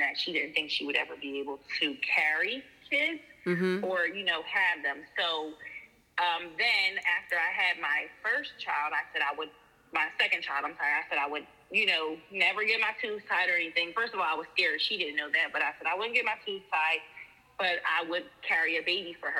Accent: New Jersey, United States; I'm from New Jersey

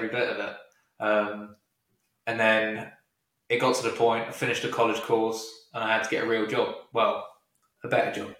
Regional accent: United Kingdom

